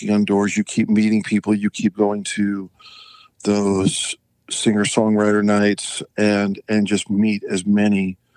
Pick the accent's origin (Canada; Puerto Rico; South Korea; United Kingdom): Canada; now in United States; you know, I grew up skiing in Canada, so I do a lot of skiing here uh, in Utah and uh, with my kids.